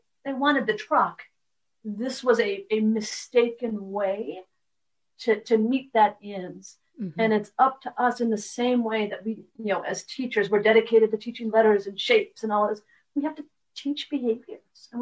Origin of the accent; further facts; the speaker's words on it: Detroit, Michigan, United States; I'm from Detroit